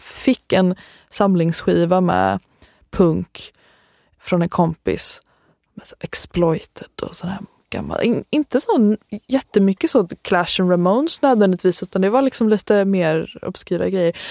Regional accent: Halmstad, Halland County, Sweden; Jag kommer från Halmstad.

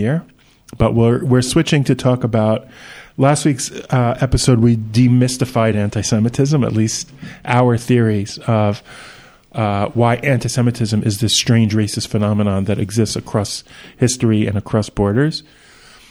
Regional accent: New York, United States

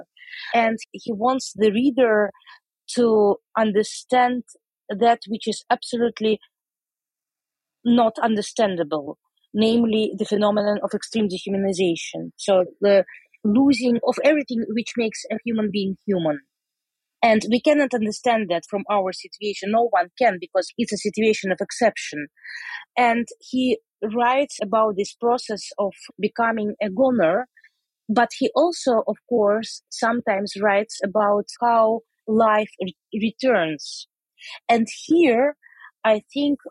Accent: Saint Petersburg, Russia; now in Amsterdam, Netherlands; I grew up in Leningrad.

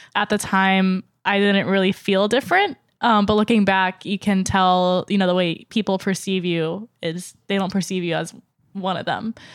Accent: Raleigh, North Carolina, United States; first language English; moved away as an adult; now in New York City, United States; I grew up in North Carolina

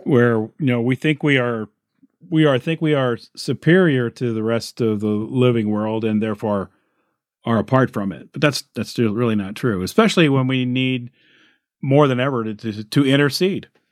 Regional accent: Illinois, United States; here in my home state of Illinois

